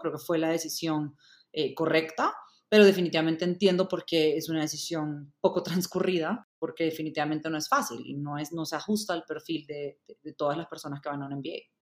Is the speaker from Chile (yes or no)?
no; El Salvador; moved away as an adult; also born or lived in Indiana, United States; now in Bogotá, Colombia; Nací y crecí en El Salvador